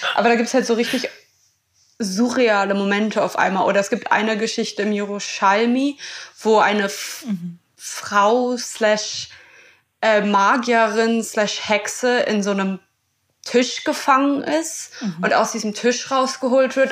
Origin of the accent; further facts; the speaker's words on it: Berlin, Germany; als gebürtige Berlinerin